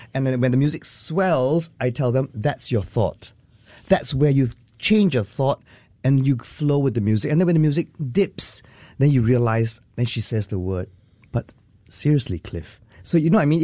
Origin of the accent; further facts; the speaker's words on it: Singapore; as Singaporean artists